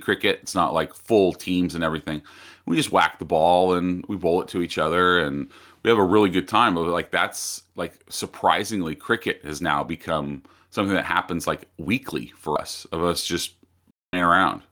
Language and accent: English; United States